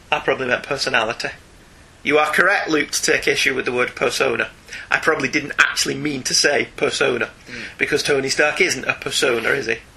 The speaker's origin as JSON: {"language": "English", "country": "United Kingdom", "said": "we're British"}